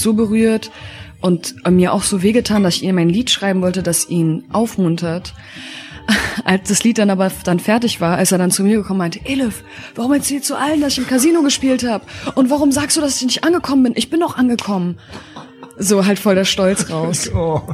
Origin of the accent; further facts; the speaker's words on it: Berlin, Germany; Ich bin in der Charité geboren, in Wedding und ähm, bin in Moabit aufgewachsen